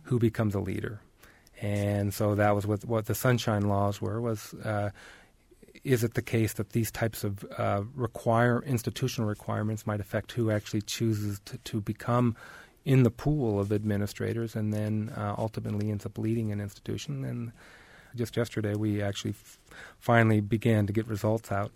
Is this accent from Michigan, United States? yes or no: yes; Detroit, Michigan, United States; also born or lived in Oregon; now in Bloomington, United States; I was born in Detroit, Michigan, and so I'm actually returning back to where I was actually born